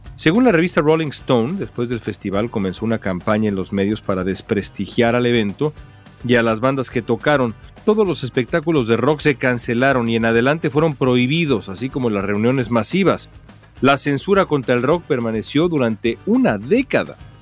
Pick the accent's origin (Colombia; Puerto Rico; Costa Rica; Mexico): Mexico; lo chingones que somos los mexicanos